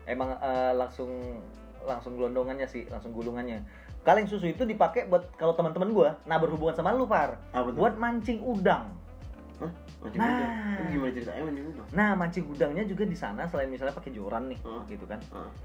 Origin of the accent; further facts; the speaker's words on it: Pontianak, West Kalimantan, Indonesia; now in Jakarta, Indonesia; kota gue di Pontianak uh